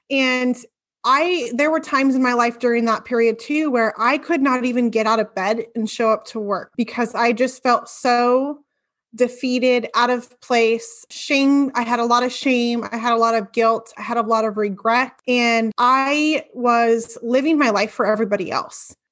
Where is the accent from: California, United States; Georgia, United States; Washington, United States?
Washington, United States; Bonney Lake; I am from Bonnie Lake, Washington. It's a town south